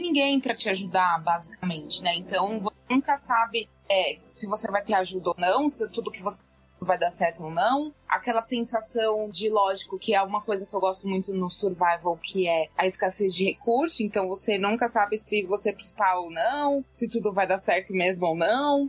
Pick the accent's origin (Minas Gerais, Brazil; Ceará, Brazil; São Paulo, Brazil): São Paulo, Brazil; Eu sou de São Paulo